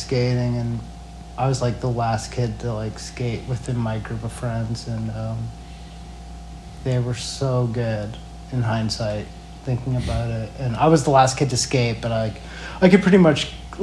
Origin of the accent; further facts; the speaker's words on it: Edmonton, Alberta, Canada; moved away; also born or lived in Calgary / Yellowknife / Ottawa / Vancouver; when I was younger, I grew up in Edmonton